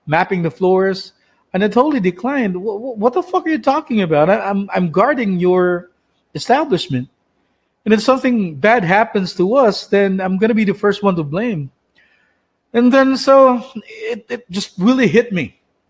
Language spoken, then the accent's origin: English; Philippines; moved away; from Sibunga, my hometown.